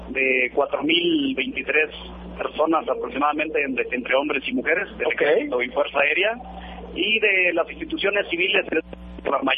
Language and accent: Spanish; Mexico